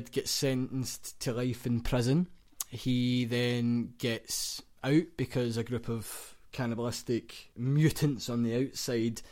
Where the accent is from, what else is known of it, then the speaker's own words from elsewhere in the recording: Glasgow, Scotland, United Kingdom; We're from Glasgow.